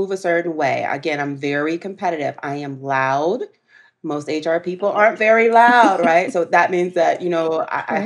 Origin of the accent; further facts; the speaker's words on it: the South, United States; I'm a girl from the South